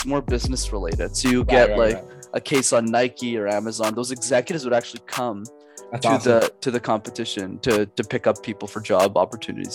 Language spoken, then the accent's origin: English; Montreal, Quebec, Canada; I grew up in Montreal, Canada